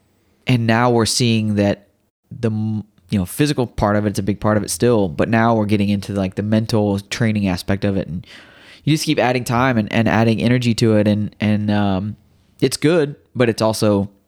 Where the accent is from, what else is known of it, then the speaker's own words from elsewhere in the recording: Midwest, United States; I grew up racing dirt tracks. I grew up in the Midwest.